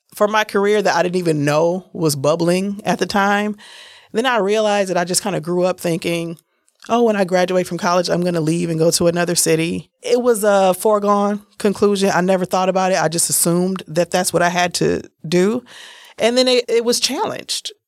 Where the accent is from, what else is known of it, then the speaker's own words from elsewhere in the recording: Milwaukee, Wisconsin, United States; accent: a little bit country; also born or lived in San Francisco; I'm from Milwaukee. I'm a Milwaukee native. I was born in San Francisco, but I've been here since I was six weeks old